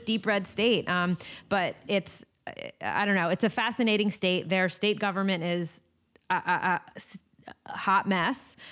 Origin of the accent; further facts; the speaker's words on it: East Coast, United States; moved away; my East Coast vibes and my, my East Coast, um, you know, roots